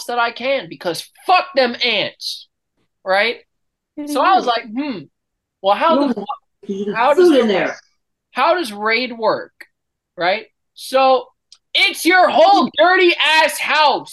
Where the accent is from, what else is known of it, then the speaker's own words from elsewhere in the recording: United States; I'm American